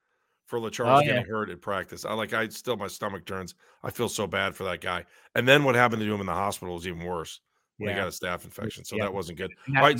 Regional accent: Ohio, United States; And this is my love for Ohio. I'm from Ohio, and especially to land the Ohio kids too.

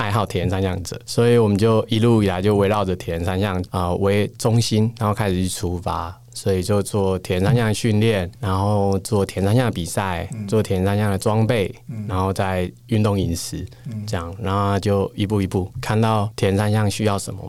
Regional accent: Taiwan; 我们怎么样让全世界看到台湾？因为我们是台湾人为傲

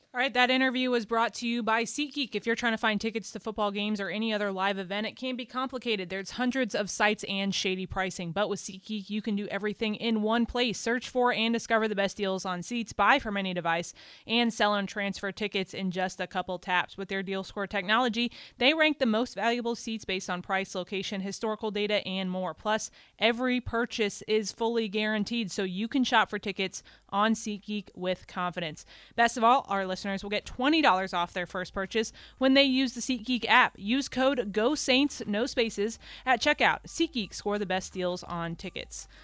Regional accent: Texas, United States; now in New Orleans, United States; I'm from Texas

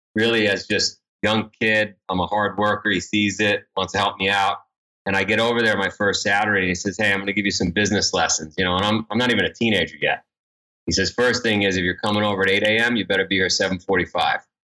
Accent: New York City, New York, United States; I grew up in Ground Zero, uh, for Goodfellow

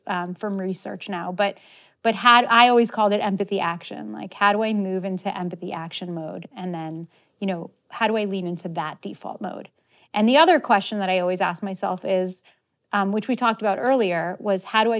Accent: Israel; And I love Judaism, you know, growing up in Israel, of course, like you kind of are either Jewish or you're not Jewish.

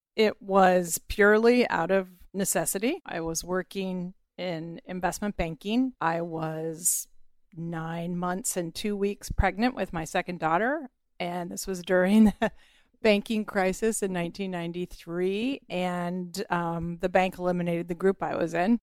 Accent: Bay Area, California, United States; moved away as an adult; also born or lived in Boston; I'm from the Bay Area

